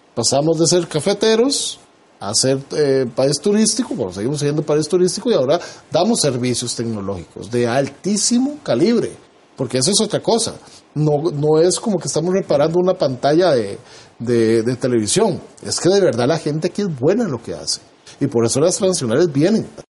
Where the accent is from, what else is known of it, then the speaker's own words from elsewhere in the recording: Costa Rica; nosotros como costarricenses